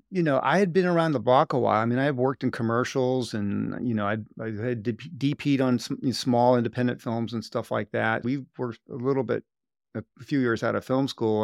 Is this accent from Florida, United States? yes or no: yes; Sarasota, Florida, United States; I grew up in Sarasota, Florida, on, uh, basically an island quay called Lomboat Quay